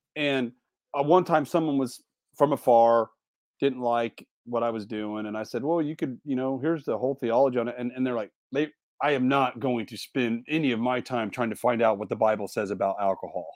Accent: Indiana, United States; moved away; Indiana is my home, my home state

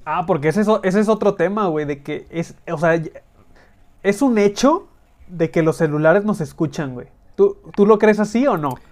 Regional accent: northern Mexico, Mexico; accent: norteño; con mi pinche acento norteño

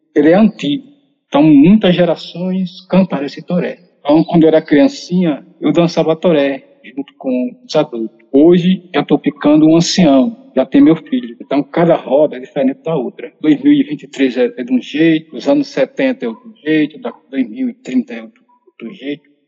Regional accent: Alagoas, Brazil; Nós somos de Alagoas, nós pertencemos a dois municípios. Nosso território tradicional faz parte do município de Porto Real do Colégio e o município de São Brás.

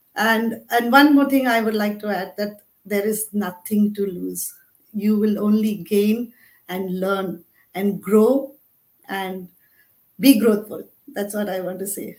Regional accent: Mumbai, Maharashtra, India; now in Abu Dhabi, United Arab Emirates; I am basically from Mumbai, India, currently living in Abu Dhabi, UAE with my family.

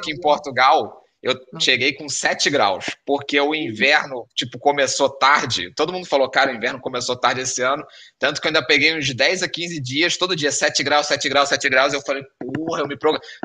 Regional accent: Rio de Janeiro, Brazil; Porque a gente é carioca, né?

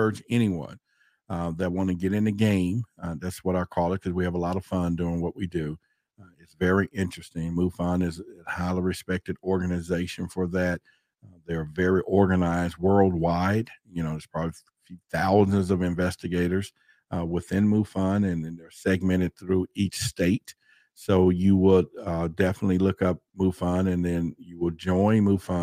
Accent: Dallas, Texas, United States; I grew up in Dallas, Texas

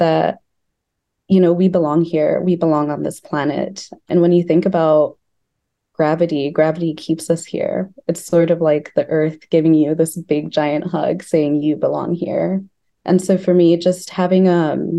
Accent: Lesotho; also born or lived in Bloemfontein, Free State, South Africa; now in Chicago, United States; I was born in Bloemfontein, which is in the Orange Free State in South Africa. But I grew up in Lesotho, which is a country that's totally landlocked by South Africa.

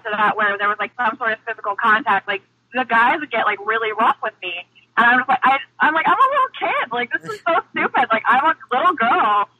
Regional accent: Missouri, United States; I grew up in Missouri

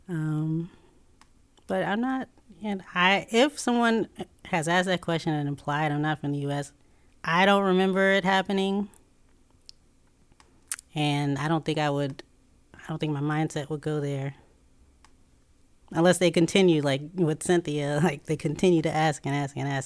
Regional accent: Chicago, Illinois, United States; born there; I, w- I was born in Chicago.

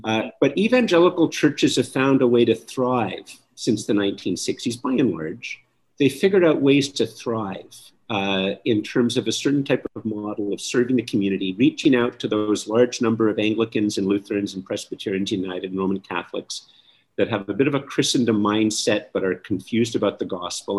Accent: Canada; I'm very Canadian. I, I really am very Canadian

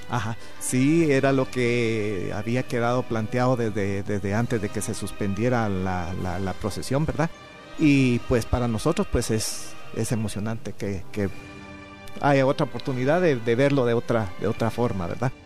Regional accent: Palencia, Guatemala Department, Guatemala; now in Guatemala City, Guatemala; yo no vivía aquí en la capital, sino que vivía en una aldea de Palencia

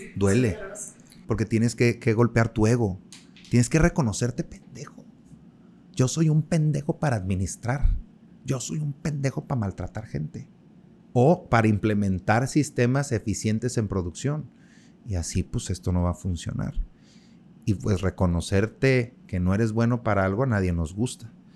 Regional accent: Mexico; somos nosotros los mexicanos

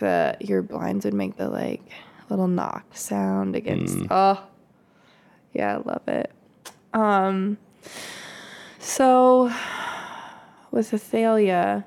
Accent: Kansas, United States; now in Michigan, United States; I grew up in Kansas

